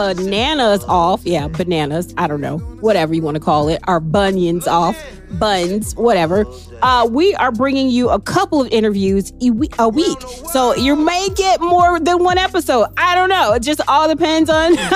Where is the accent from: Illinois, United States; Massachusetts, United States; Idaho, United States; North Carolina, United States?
Illinois, United States; Waukegan; I went to Waukegan, so we were rival high schools